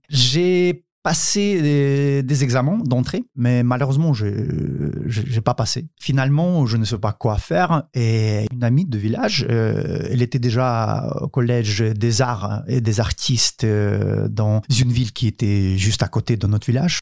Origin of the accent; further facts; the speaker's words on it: Ukraine; French is a second language; moved away as an adult; also born or lived in South Korea; now in France; chez nous en Ukraine